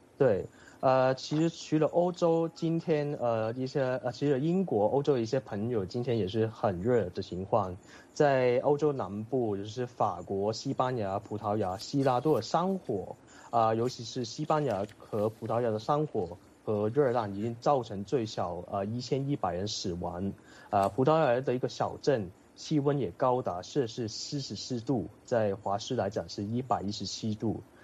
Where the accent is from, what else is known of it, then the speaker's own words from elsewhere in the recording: Hong Kong; now in United Kingdom; 但是这个可能是因为我来自香港，这里对这种天气有经验。